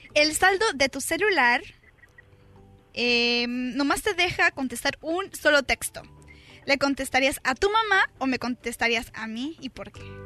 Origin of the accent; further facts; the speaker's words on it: Sinaloa, Mexico; como de Sinaloa como de donde soy yo